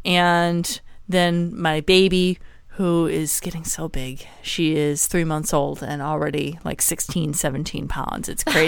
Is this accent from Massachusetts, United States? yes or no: no; Wisconsin, United States; now in San Diego, United States; I'm from Wisconsin